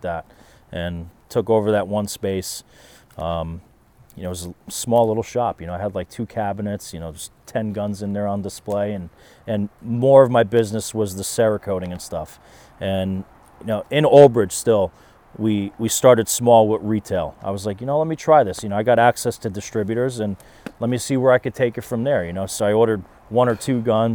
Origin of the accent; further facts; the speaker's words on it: South River, New Jersey, United States; growing up in South River